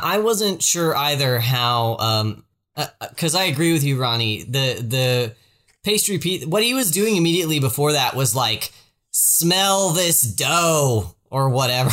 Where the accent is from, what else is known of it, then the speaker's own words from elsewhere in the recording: the South, United States; I'm from the South